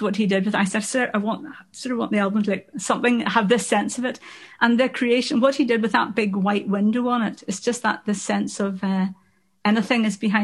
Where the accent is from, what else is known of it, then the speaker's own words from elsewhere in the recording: Belfast, Northern Ireland, United Kingdom; moved away as an adult; now in Perth, United Kingdom; I'm from Belfast, not from Scotland